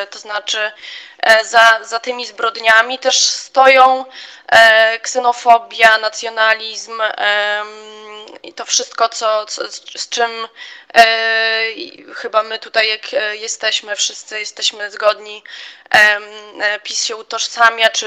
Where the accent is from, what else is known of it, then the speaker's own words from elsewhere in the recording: Białystok, Podlaskie Voivodeship, Poland; jestem z Białego Stoku